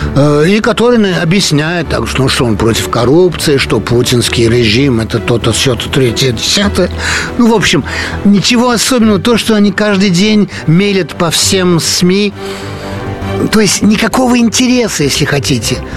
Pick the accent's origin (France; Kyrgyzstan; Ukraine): France; Paris, Île-de-France; родился я в Париже, э, жил в Париже, Э, учился в Париже, работал во Франции